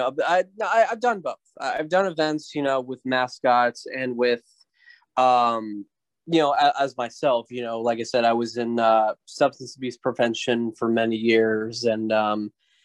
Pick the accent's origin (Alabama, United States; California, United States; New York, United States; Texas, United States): Texas, United States; Midland; also born or lived in Dallas, Texas; I started in my hometown in Midland, Texas, and eventually, I went to, down here to Dallas later on